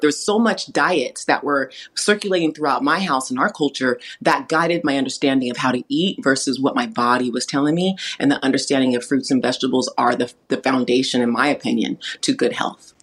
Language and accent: English; California, United States; I grew up in an environment around a lot of first generation immigrants from around the world because I, here in California where I live, there's a lot of farmland